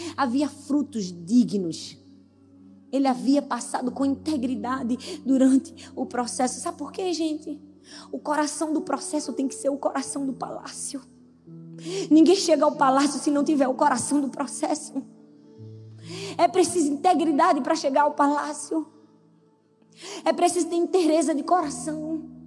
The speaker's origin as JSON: {"language": "Portuguese", "region": "Northeast Region", "country": "Brazil", "said": "eu sou nordestina"}